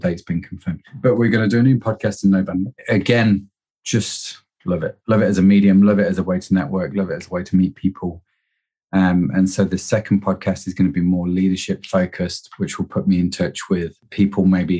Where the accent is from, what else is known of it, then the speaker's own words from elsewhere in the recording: Derby, East Midlands, United Kingdom; moved away as an adult; also born or lived in United States; now in Liverpool, United Kingdom; I grew up in Derby, lived in the States, and then came back to Liverpool and have stayed, really